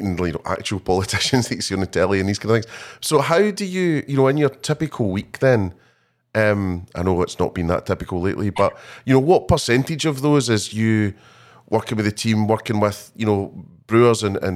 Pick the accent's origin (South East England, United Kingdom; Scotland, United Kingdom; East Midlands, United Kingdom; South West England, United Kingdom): Scotland, United Kingdom; I'm not so good on being Scottish